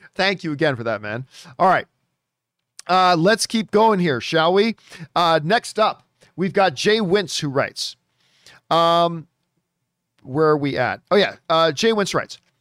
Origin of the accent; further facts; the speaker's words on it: Canada; as a Canadian